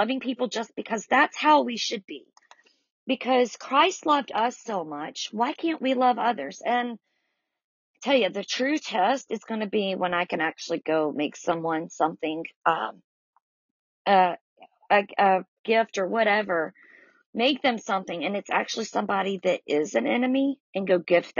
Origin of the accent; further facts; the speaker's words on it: the South, United States; accent: southern; I'm definitely from the South by my accent, but I know that it's more than just being southern roots